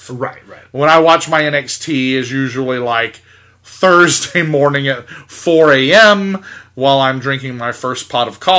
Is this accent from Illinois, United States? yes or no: no; Georgia, United States; also born or lived in Tampa Bay / West Palm Beach; growing up in South Georgia, Tampa Bay, and West Palm Beach. It really has been hurricane after hurricane after hurricane most of my life.